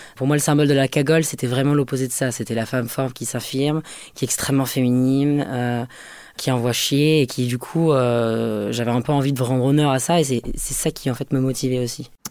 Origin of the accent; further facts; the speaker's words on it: southern France, France; je viens du sud de la France et parce que j'ai grandi comme euh, petite homosexuelle dans un milieu euh, conservateur